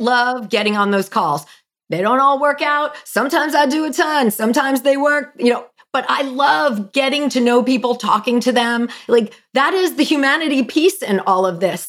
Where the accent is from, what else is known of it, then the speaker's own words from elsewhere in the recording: New Jersey, United States; I'm from Jersey.